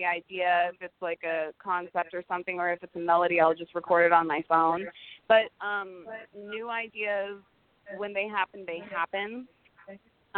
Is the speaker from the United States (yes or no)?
yes; Silicon Valley, the Bay Area, California, United States; I actually grew up in Silicon Valley, the Bay Area